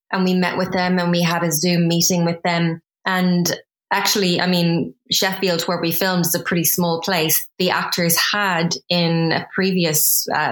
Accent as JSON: {"language": "English", "country": "Ireland", "moved": "as an adult", "lives_now": "London, United Kingdom", "said": "I'm originally from Ireland. So I moved from Ireland to the UK 14 years ago."}